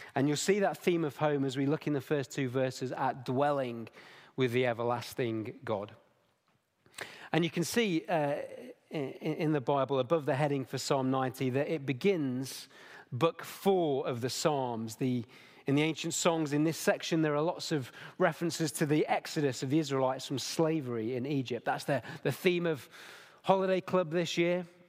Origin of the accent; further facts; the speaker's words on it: Derbyshire, East Midlands, United Kingdom; now in Nottingham, United Kingdom; I was born in Derbyshire. I've only ever moved thirty miles in my entire life.